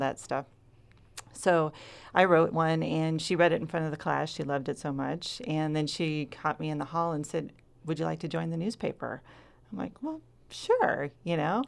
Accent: Rogue River, Oregon, United States; I was born in Southern Oregon and raised here.

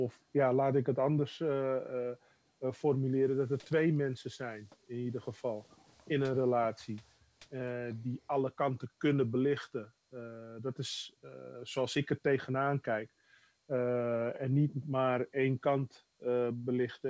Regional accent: Amsterdam, North Holland, Netherlands; Dat is Amsterdam-Oost, waar ik ben geboren.

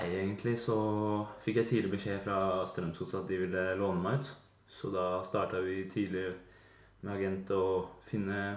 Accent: Drammen, Buskerud, Norway; moved away; der jeg kommer fra, fra Drammen

